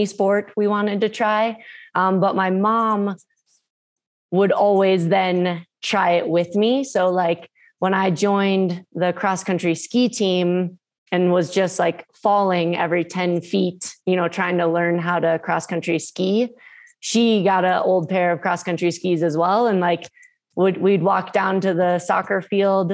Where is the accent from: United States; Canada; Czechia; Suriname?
United States; Minnesota; born or raised there; moved away